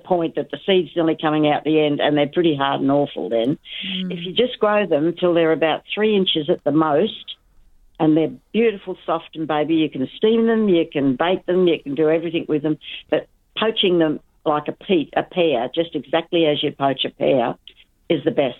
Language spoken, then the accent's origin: English; Eastern States, Australia; I come from Eastern States originally, and every man and his dog's got a choco vine over the chicken coop.